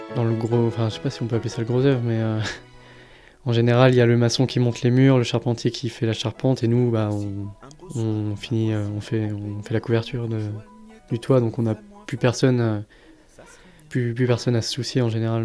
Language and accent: French; Pays de la Loire, France; moved away as an adult; also born or lived in Alsace / Toulouse; j'ai grandi dans cette région. J'ai bougé pas mal euh, entre temps, mais c'est vraiment ma région, euh, ma région natale.